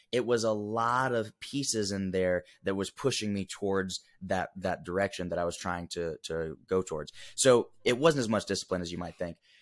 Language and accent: English; Huntsville, Alabama, United States; Grew up originally from Huntsville, Alabama